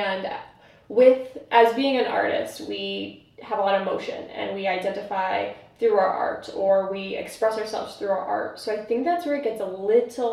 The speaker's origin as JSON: {"language": "English", "region": "East Coast", "country": "United States", "tie": "born or raised there", "moved": "yes", "lives_now": "Chicago, United States", "said": "I grew up in the East Coast originally"}